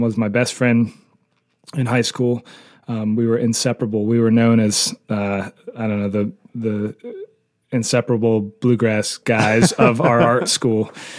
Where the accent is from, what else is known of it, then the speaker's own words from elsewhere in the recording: Greensboro, North Carolina, United States; now in Pisgah Forest, United States; I'm from from Greensboro, North Carolina originally, but I live in Pisgah Forest, North Carolina, which is about 30 minutes outside of Asheville.